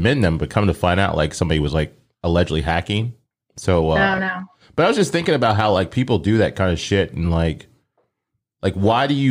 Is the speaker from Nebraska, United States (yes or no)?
yes; Omaha, Nebraska, United States; now in Tennessee, United States; I grew up in Omaha, and we would have to go to school like during blizzards and shit. Then I moved down to Tennessee